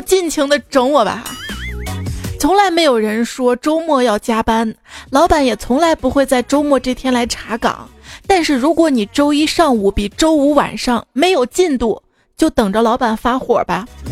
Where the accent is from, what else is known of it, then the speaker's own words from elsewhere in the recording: China; also born or lived in Sichuan; 我们中国人